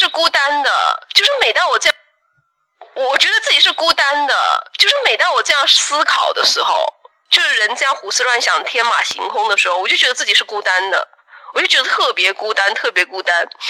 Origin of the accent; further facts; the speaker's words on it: China; 我们中国人